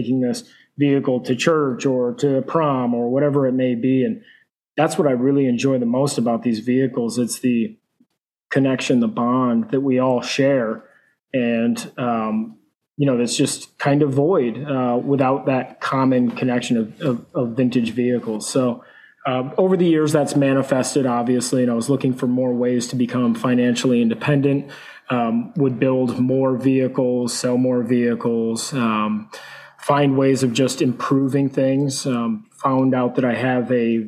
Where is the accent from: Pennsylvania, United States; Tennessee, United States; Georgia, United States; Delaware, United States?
Pennsylvania, United States; rural; now in Kannapolis, United States; I originally grew up in very rural Pennsylvania, right on the border of Pennsylvania, upstate New York